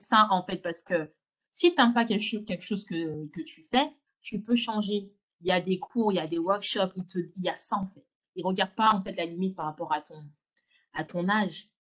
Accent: Lyon, Auvergne-Rhône-Alpes, France; moved away as an adult; also born or lived in Villeurbanne; now in London, United Kingdom; je suis née à Lyon. j'ai grandi à Lyon.

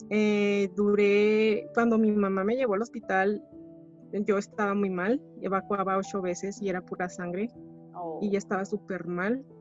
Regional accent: Chihuahua, Mexico; Soy de Chihuahua, Chihuahua, México.

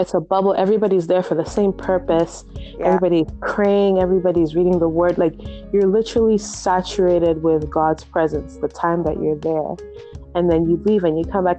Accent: Nigeria; moved away; I was brought up in Nigeria

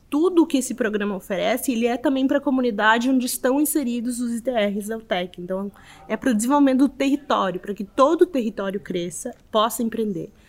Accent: Montevideo, Uruguay; moved away as an adult; now in Porto Alegre, Brazil; eu saí de Montevideo, fui para lá bem na crise financeira do Uruguai, eu tive que ir também porque a crise atingiu a todos, né?

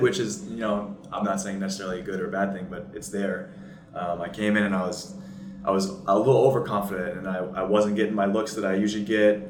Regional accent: Seattle, Washington, United States; moved away as an adult; also born or lived in Vancouver, Canada; I was born in Seattle, Washington.

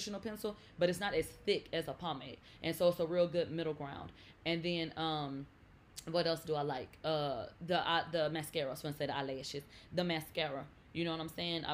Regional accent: Texas, United States; I'm from Texas. I don't do basements.

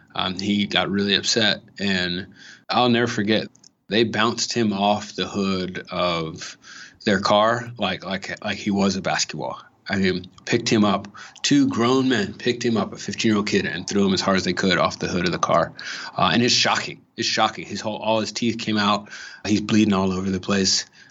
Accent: Los Angeles, California, United States; born or raised there

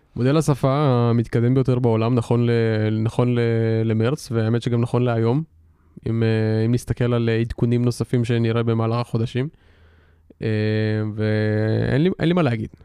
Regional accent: Israel; אנחנו כולנו ישראלים

